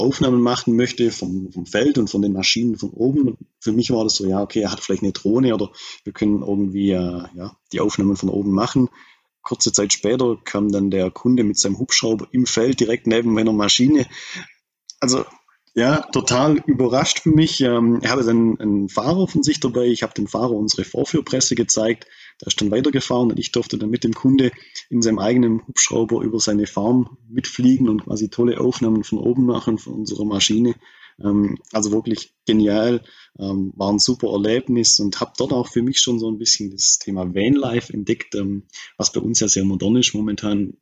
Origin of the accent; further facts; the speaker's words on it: Bad Saulgau, Baden-Württemberg, Germany; moved away as an adult; also born or lived in Australia; man hört es im Dialekt, ich komme hier aus der Gegend, ich bin hier tief verwurzelt